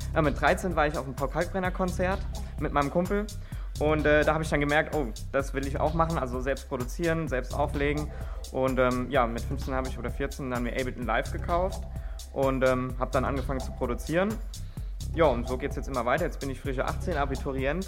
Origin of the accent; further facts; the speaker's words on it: Friedberg, Germany; ich komme aus Friedberg